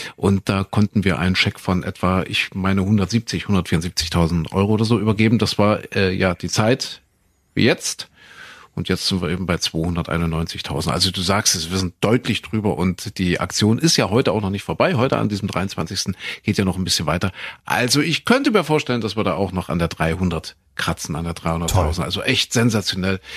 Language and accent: German; East Germany, Germany; wir so als Ossi-Kinder